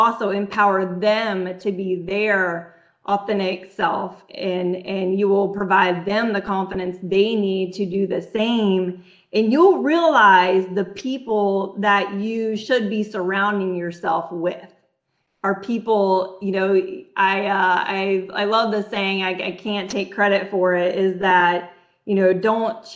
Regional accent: Texas, United States; I was born in Texas, you know, and I went through my childhood and my high school

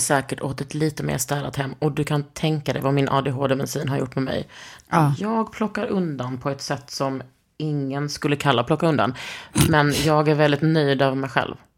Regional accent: Skåne, Sweden; Jag är från Skåne, inte Norge.

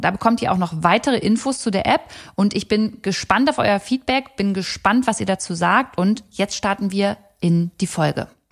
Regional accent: Braunschweig, Lower Saxony, Germany; now in Berlin, Germany; wir kommen beide aus Braunschweig

